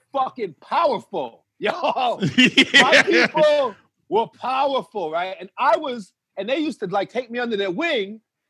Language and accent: English; Uniondale, New York, United States; also born or lived in Westbury, New York / Houston, Texas; We moved to Westbury from Uniondale. We lived in Uniondale